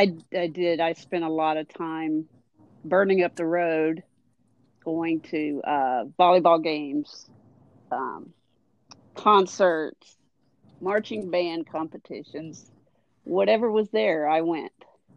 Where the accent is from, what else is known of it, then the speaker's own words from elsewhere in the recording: Asheville, North Carolina, United States; moved away as an adult; also born or lived in Georgia; I grew up in Asheville, North Carolina.